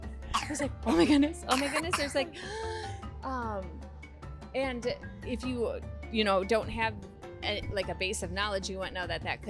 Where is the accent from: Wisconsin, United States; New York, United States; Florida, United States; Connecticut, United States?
Wisconsin, United States; Muskego; I'm from Muskego, Wisconsin